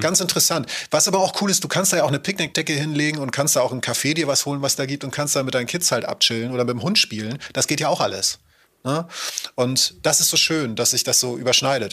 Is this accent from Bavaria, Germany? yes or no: no; Henstedt-Ulzburg, Schleswig-Holstein, Germany; mein Heimatort, Hinschin-Ulzburg